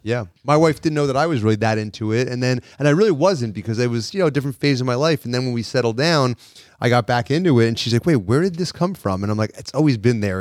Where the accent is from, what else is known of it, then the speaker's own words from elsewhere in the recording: New York, United States; we're from New York